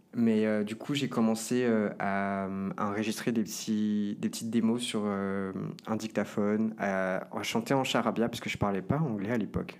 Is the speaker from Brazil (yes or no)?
yes; Brazil; now in Paris, France; de là d'où je viens, du Brésil